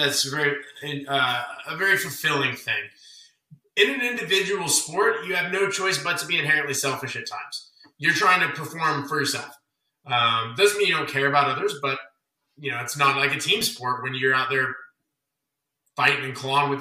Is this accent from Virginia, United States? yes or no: no; Las Vegas, Nevada, United States; I'm from Vegas, and maybe this is just innate with me because I'm from here